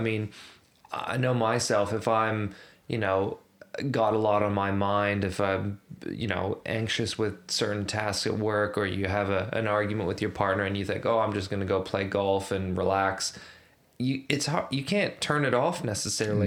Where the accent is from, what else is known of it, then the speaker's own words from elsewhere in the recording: Canada; now in Australia; as a Canadian